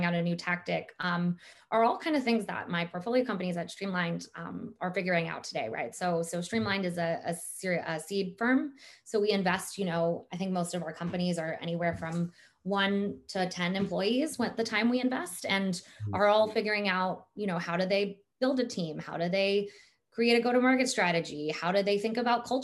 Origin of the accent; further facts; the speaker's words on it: Silicon Valley, California, United States; I grew up in Silicon Valley